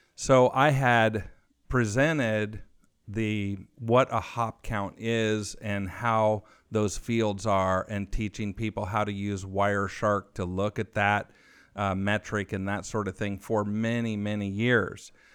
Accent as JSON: {"language": "English", "region": "California", "country": "United States", "moved": "as an adult", "lives_now": "Austin, United States", "said": "my home state of California, where my family has been since the mid eighteen hundreds, just south of Monterey, on the Monterey coast"}